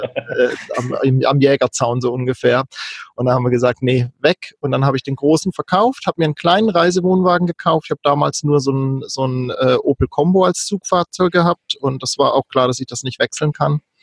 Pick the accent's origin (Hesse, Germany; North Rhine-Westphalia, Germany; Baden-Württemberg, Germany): Baden-Württemberg, Germany; Kaiserstuhl; moved away as an adult; also born or lived in North Frisia; ich bin ursprünglich ähm, in Süddeutschland aufgewachsen am schönen Kaiserstuhl und war da bis Ende 20